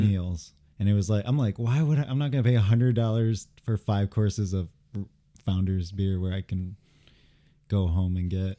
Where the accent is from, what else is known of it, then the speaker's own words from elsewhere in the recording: Grand Rapids, Michigan, United States; I'm from Grand Rapids